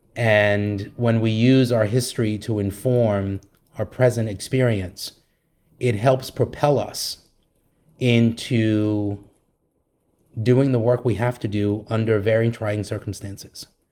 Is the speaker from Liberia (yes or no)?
yes; Liberia; now in United States; I was born in the United States and then moved to Liberia when I was a, a year old.